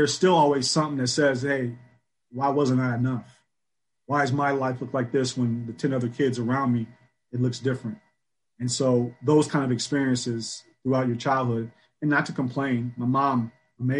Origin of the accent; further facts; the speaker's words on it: Michigan, United States; Born and raised in Michigan